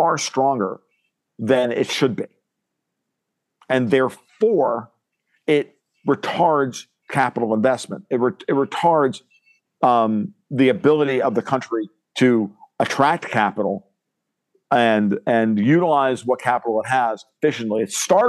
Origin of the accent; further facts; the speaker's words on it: New York, United States; moved away; I'm Italian, I'm a New Yorker. An ex-New Yorker